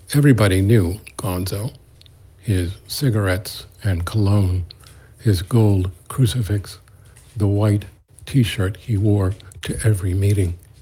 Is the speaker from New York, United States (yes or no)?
yes; New York City, New York, United States; born and raised in the East New York section of Brooklyn and the Linden projects in my case